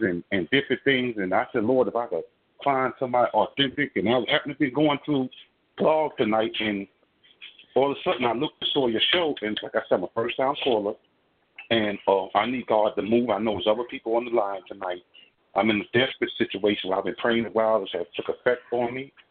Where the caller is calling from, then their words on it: New York City, New York, United States; I'm calling from Brooklyn, New York